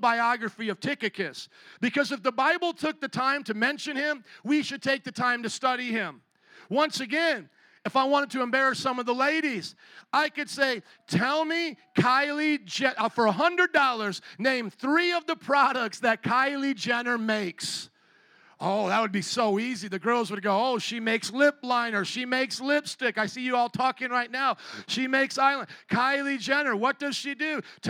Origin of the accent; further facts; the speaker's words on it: United States; I am not ashamed of my Polish culture or of my Italian culture or now being in America for these past generations. I think I'm the third generation. I love being an American